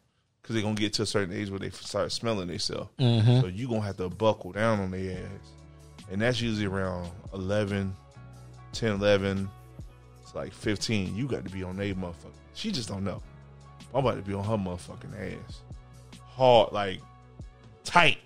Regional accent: the South, United States; I'm from the South, and I love it. So it's always going to be yes, ma'am, no, ma'am.

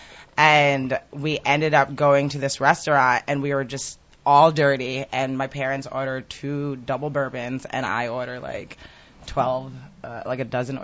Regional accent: Teaneck, New Jersey, United States; I'm from Teaneck

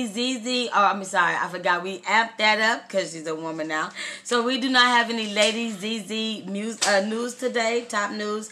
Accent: Austin, Texas, United States; now in California, United States; I am from Austin, Texas. But I live in Cali

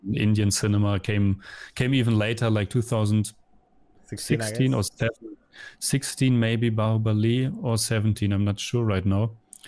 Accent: Lippstadt, North Rhine-Westphalia, Germany; English is a second language; moved away as an adult; now in Vienna, Austria; I'm coming from Germany, from a little town called Lippstadt. It's like a 70,000 population. And I moved to Vienna in 2006.

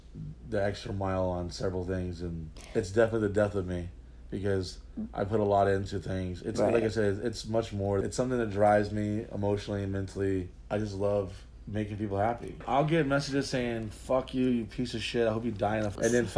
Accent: New Orleans, Louisiana, United States; born there; also born or lived in Texas / San Diego / South Carolina; Yeah, I mean, I was born in New Orleans.

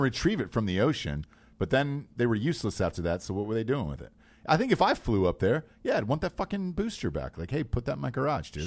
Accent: Georgia, United States; I grew up in Georgia

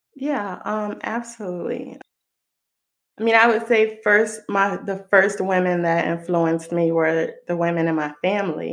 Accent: Israel; moved away as an adult; now in United States; I live in the US. I was born and raised in Israel. I moved over here when I was 19.

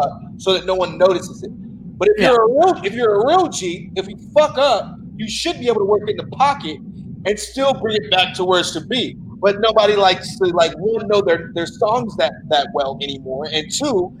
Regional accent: Chicago, Illinois, United States; I'm from Chicago

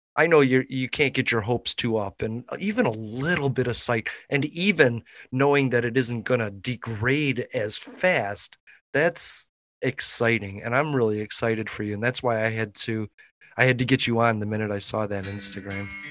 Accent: Chicago, Illinois, United States; I'm from Chicago and I got to go to Wrigley Field anytime I wanted.

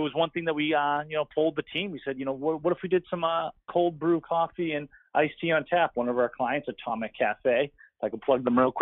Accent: Arlington, Massachusetts, United States; Coming from Arlington, Massachusetts, small town, 15 minutes north of Boston, and went to Arlington High School.

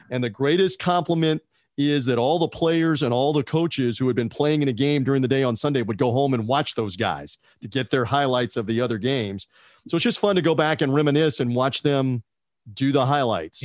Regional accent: Memphis, Tennessee, United States; my hometown of Memphis, Tennessee

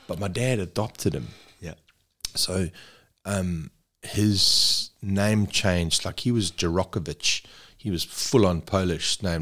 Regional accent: Zululand, KwaZulu-Natal, South Africa; moved away as an adult; also born or lived in Saudi Arabia / China; now in Perth, Australia; I grew up in Zululand

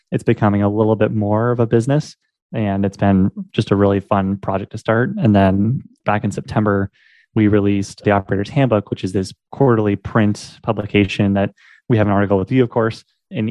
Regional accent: Portland, Oregon, United States; moved away as an adult; now in Omaha, United States; I'm from Portland, Oregon, currently living in Omaha, Nebraska

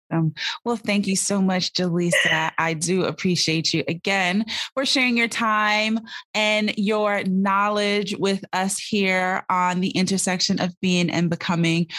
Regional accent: Jamaica; I'm Jamaican

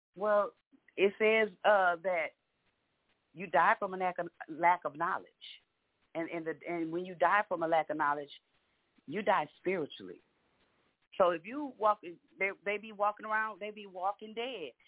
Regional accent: Galveston, Texas, United States; now in Houston, United States; I'm from Galveston but I, I live in Houston

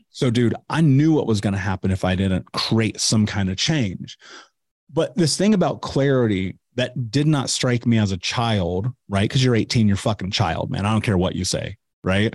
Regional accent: Indianapolis, Indiana, United States; I grew up in Indianapolis

